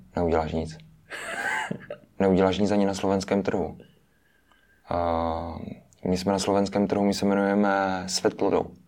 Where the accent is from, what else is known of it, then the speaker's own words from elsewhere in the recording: Moravian-Silesian Region, Czechia; jsme eh, z Moravskoslezského kraje, takže my jsme, my jsme, my jsme dojížděli do školy